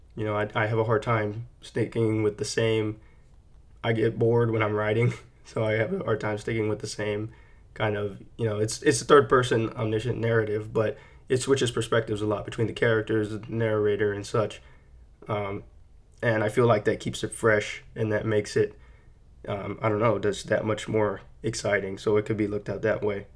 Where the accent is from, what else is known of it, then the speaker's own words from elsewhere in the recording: San Antonio, Texas, United States; moved away; I'm born and raised in San Antonio, Texas. That's where I grew up